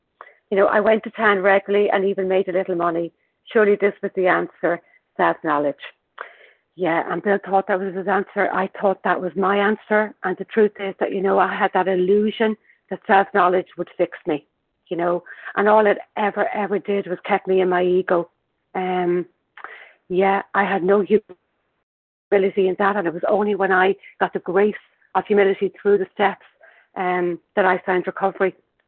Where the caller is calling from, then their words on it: Dublin, Leinster, Ireland; I'm calling from Dublin in Ireland